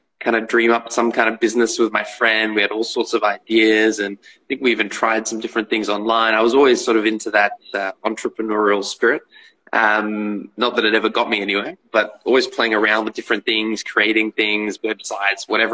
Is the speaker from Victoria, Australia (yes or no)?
yes; Melbourne, Victoria, Australia; I grew up in Melbourne, Australia